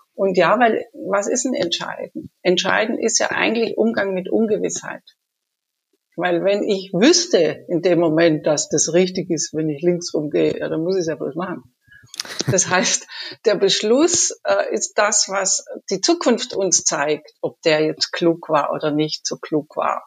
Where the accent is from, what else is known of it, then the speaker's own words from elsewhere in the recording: Munich, Bavaria, Germany; ich komme aus München